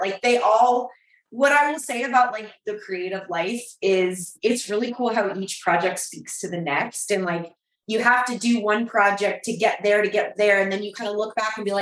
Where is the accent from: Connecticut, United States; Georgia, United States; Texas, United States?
Georgia, United States; Atlanta; So I grew up in Atlanta